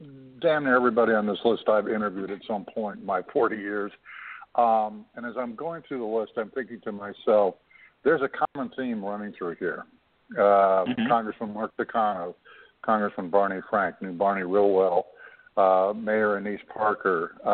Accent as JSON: {"language": "English", "area": "just outside of Toronto", "region": "Ontario", "country": "Canada", "tie": "born or raised there", "said": "I'm 61 years old, you know, when I was coming up as a young person in my native Ontario, I grew up just outside of Toronto"}